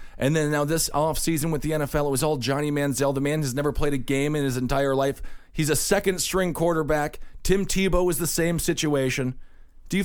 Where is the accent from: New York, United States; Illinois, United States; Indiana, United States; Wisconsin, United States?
Wisconsin, United States